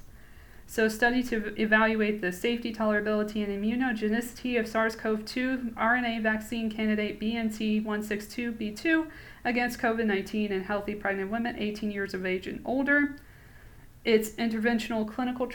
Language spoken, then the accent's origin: English; Atlanta, Georgia, United States; I'm from Atlanta